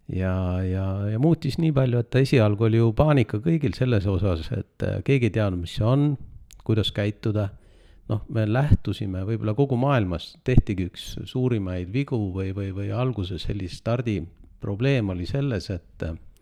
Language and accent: Estonian; Estonia; sündisin Eestis ja Eestisse olen jäänud